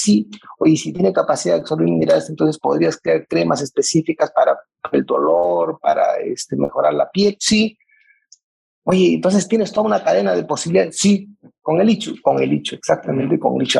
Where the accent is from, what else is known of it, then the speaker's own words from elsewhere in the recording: Peru; como peruanos